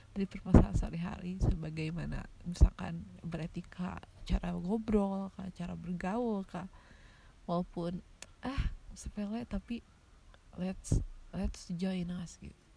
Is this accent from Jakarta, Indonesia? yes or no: no; Tasikmalaya, West Java, Indonesia; btw gue kan dari Tasik ya Tasik itu termasuk kota-kota kecil ya banyak sekali sekarang tempat ngopi di Tasik ya